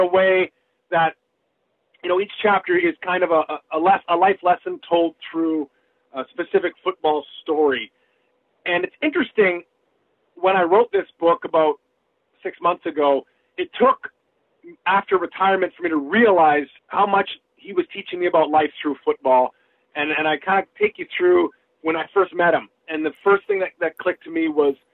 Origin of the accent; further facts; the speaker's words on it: British Columbia, Canada; my hometown team, the BC Lions